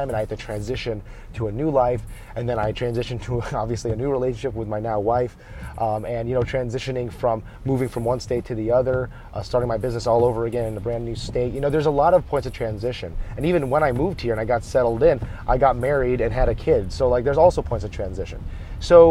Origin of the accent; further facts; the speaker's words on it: United States; they've grown up more than half their adult lives here in the United States where they raised me